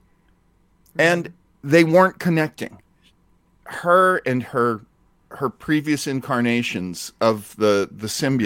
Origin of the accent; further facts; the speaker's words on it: New Hampshire, United States; I grew up in New Hampshire